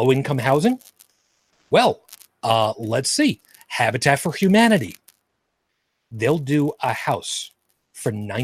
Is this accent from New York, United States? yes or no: yes; Long Island, New York, United States; where I grew up on Long Island, we had a third of an acre